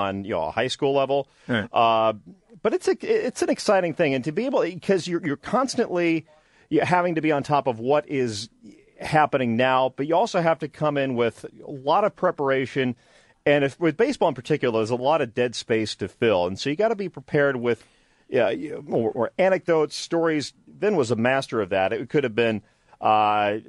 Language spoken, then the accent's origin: English; Midwest, United States; moved away; I grew up in the Midwest